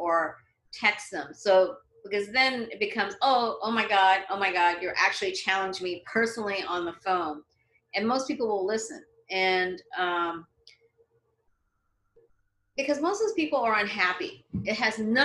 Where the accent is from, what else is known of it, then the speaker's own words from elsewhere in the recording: Canada; moved away as an adult; now in Los Angeles, United States; when I was growing up in Canada, there weren't that many Chinese people.